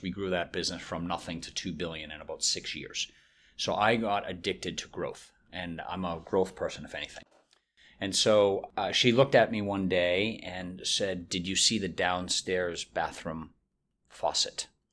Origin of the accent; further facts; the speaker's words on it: Boston, Massachusetts, United States; also born or lived in Chicago / Winston-Salem; now in Raleigh, United States; I'm from Boston